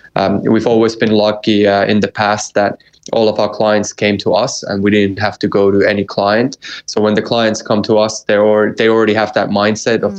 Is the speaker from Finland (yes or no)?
yes; Finland; I'm half American. In my in my true true core, I'm 100% Finn